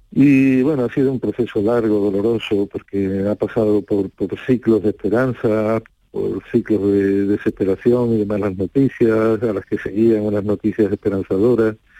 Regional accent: Rota, Andalusia, Spain; a mí me enorgullece mucho que ellos eligieran mi pueblo como, como segunda casa

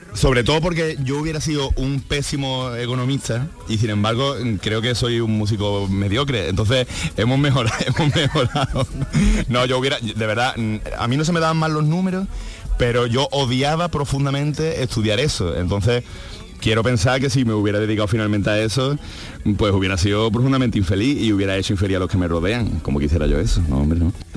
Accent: Andalusia, Spain; yo soy, no solo soy andaluz, sino que soy andalucista

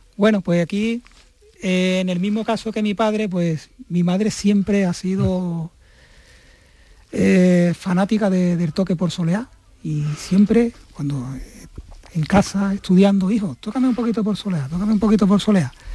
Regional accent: Mazagón, Andalusia, Spain; la localidad costera de Mazagón, que es de donde yo soy. Como bien he dicho antes, una, una zona en la cual yo he vivido 30, durante 32 años.

